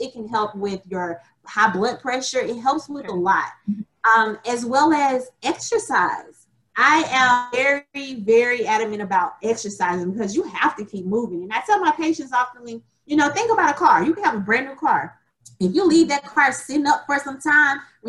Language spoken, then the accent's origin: English; Alabama, United States; moved away as an adult; now in Memphis, United States; I'm originally from Alabama